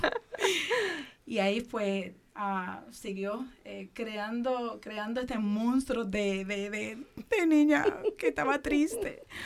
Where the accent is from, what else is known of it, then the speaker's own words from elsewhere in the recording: Dominican Republic; now in Puerto Rico; soy dominicana, el cual llegué a Puerto Rico